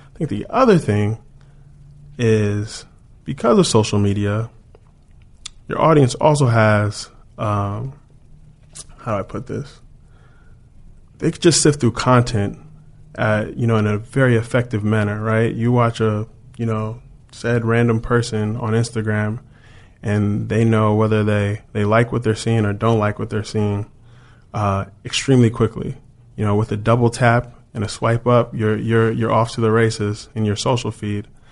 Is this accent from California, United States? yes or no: yes; Chino Hills, California, United States; moved away as an adult; also born or lived in Washington, D.C. / New York; I grew up in Chino Hills